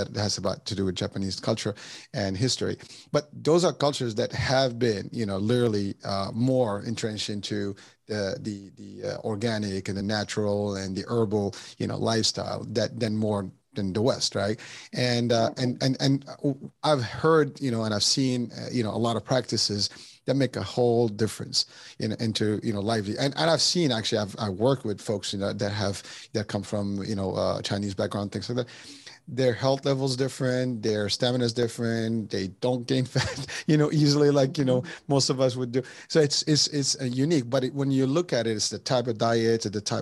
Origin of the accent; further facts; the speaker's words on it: Morocco; moved away; I'm originally from Morocco